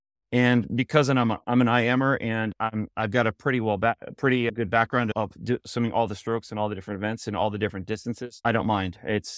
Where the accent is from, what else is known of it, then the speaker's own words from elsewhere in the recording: Florida, United States; I grew up in South Florida. I was on a club called Plantation Swim Team.